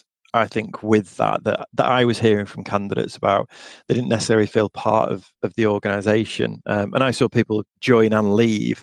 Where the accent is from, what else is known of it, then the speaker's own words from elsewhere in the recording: Blackpool, North West England, United Kingdom; moved away as an adult; also born or lived in Derby; my hometown of Blackpool.